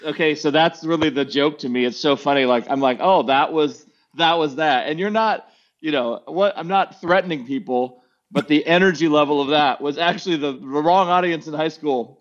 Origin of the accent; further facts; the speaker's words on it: United States; as an American preacher